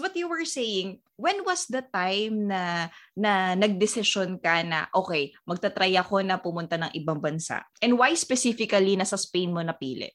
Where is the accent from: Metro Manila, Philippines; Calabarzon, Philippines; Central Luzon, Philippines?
Calabarzon, Philippines; Biñan; taga Binyan ako